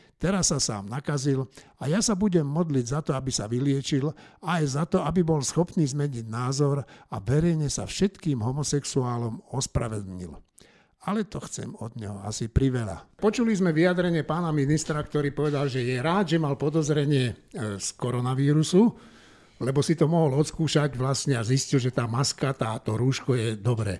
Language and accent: Slovak; Slovakia; my Slováci poctiví